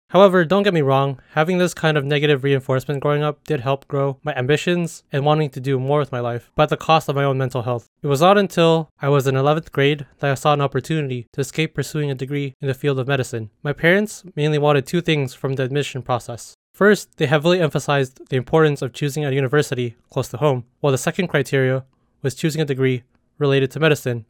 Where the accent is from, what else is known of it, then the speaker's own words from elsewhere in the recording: California, United States; growing up as a Filipino-American in the United States, specifically in the state of California